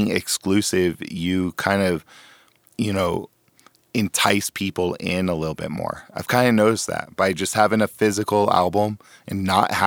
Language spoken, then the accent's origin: English; San Diego, California, United States; moved away as an adult; also born or lived in Roswell, New Mexico; now in Albuquerque, United States; I grew up in Southern California, San Diego. So I spent most of my life in the West Coast